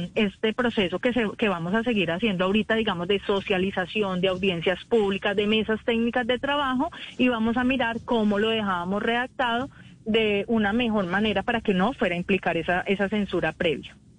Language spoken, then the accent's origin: Spanish; Venezuela; como venezolano